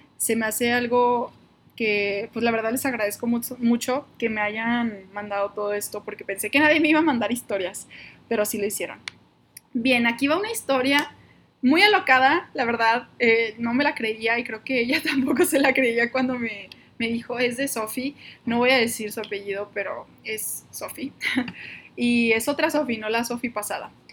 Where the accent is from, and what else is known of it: Monterrey, Nuevo León, Mexico; now in Guadalajara, Mexico